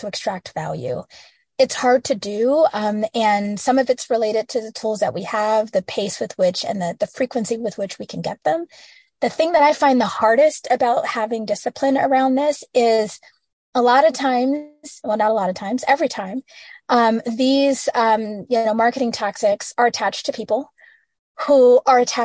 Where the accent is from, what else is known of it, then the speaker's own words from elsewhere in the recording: Midwest, United States; I'm a girl from the Midwest